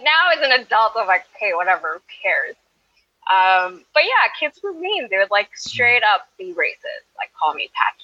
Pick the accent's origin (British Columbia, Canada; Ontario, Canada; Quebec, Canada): Quebec, Canada; Montreal; moved away; I grew up in the Cotonnage area of Montreal